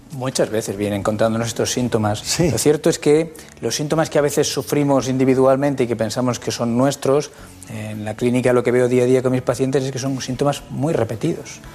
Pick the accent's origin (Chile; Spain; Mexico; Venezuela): Spain; Castilla-La Mancha; also born or lived in Requena, Valencia; Provincia de Valencia, luego he crecido en Castilla-La Mancha, pero vamos, nací en Requena.